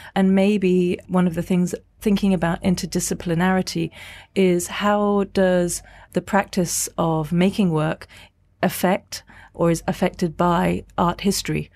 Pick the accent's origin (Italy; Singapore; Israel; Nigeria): Singapore; now in London, United Kingdom; I'm an artist based in, in London. I'm from Singapore originally.